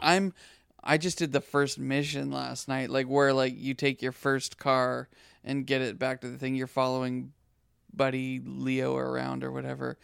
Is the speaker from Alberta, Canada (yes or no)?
no; Saskatoon, Saskatchewan, Canada; moved away; also born or lived in Abbotsford / Nelson, British Columbia; I was brought up in Saskatchewan.